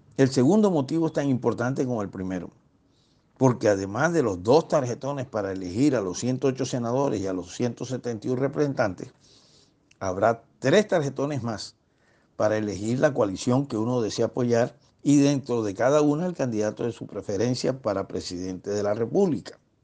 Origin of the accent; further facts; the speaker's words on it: Barranquilla, Atlántico, Colombia; Yo, como costeño caribe y barranquillero